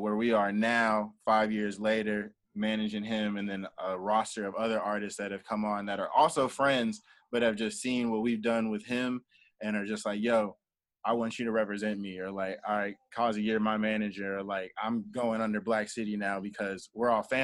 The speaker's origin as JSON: {"language": "English", "town": "Columbus", "region": "Ohio", "country": "United States", "tie": "born or raised there", "also_born_or_lived": "Pittsburgh, Pennsylvania", "moved": "as an adult", "lives_now": "Nashville, United States", "said": "So I was born in Columbus, Ohio. And so I was born in Columbus, Ohio, and then I lived in Pittsburgh, Pennsylvania for like a couple years, like elementary to middle school. And then I moved back to Columbus."}